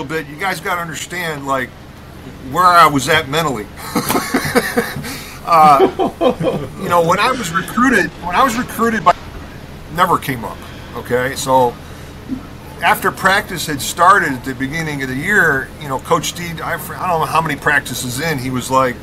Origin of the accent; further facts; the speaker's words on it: Rockford, Illinois, United States; I'm from Rockford